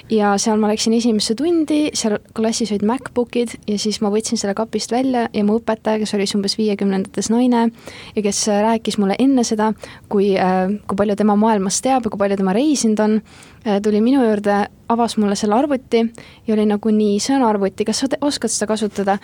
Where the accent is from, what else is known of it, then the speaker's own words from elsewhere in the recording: Estonia; ma olen Eestist